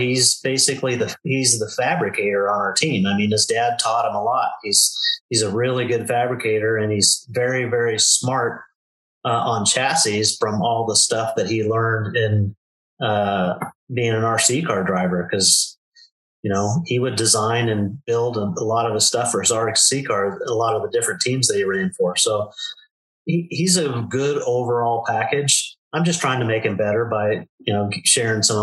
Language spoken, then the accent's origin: English; Southern California, United States; moved away as an adult; now in Arizona, United States; I was born and raised in Southern California, and just recently we moved to Arizona, a little town in Arizona